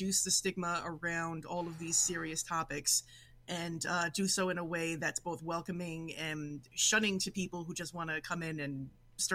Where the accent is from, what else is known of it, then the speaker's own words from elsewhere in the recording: New York City, New York, United States; accent: Brooklyn; now in Western New York, United States; I'm originally from New York City, born and raised in Brooklyn. Nowadays, I live in Western New York